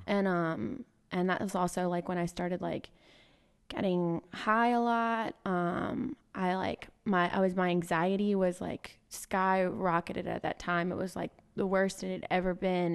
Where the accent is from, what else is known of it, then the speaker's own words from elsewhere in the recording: Hill, Mississippi, United States; I grew up in Hill, Mississippi. So, um, that is South Mississippi, as south as you can get, about two thousand people